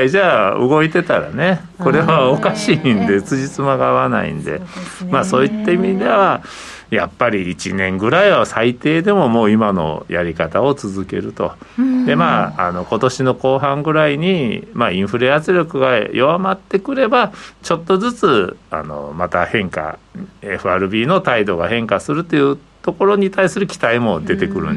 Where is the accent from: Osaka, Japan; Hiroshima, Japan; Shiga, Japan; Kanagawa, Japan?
Osaka, Japan